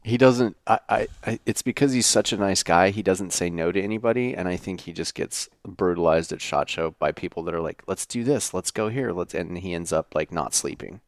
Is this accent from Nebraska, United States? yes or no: no; Wyoming, United States; moved away; I grew up in Wyoming on a ranch